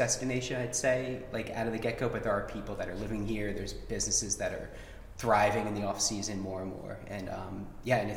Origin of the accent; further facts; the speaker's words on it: New Jersey, United States; now in Asbury Park, United States; I grew up in South Jersey, by Philadelphia.